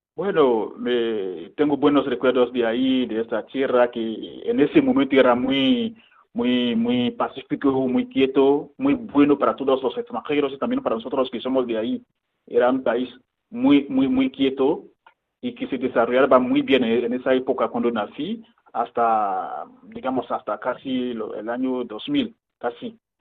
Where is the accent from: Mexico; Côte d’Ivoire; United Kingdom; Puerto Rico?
Côte d’Ivoire; moved away as an adult; also born or lived in Ghana; now in Madrid, Spain; yo soy de Costa de Marfil y bueno, nací ahí, crecí ahí